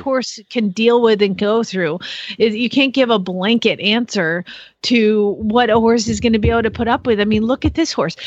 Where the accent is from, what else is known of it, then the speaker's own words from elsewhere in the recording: Phoenix, Arizona, United States; moved away as an adult; now in Norman, United States; I'm from Phoenix, Arizona. So I just moved here from Phoenix